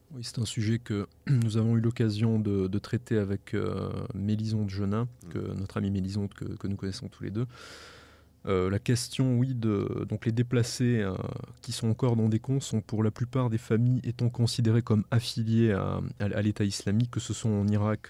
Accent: France; en tant que Français

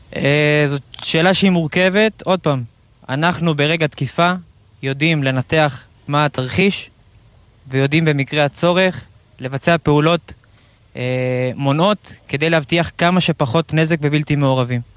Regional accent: Central Israel, Israel; אני 33 מהמרכז

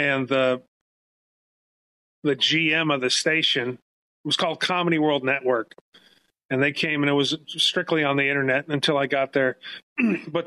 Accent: Los Angeles, California, United States; I'm born and raised in San Fernando Valley, Northridge, California

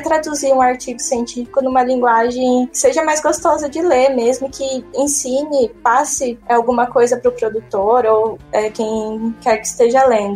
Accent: Limeira, São Paulo, Brazil; eu sou de Limeira. Em Limeira a gente tem um colégio técnico, que eu fiz ele, né, ensino, junto com o ensino médio

